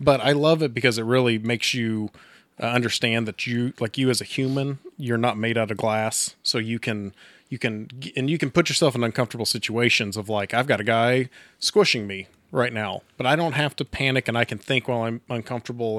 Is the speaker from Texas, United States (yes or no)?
yes; Texas, United States; now in Coffeyville, United States; I'm not from Coffeyville, I'm from Texas originally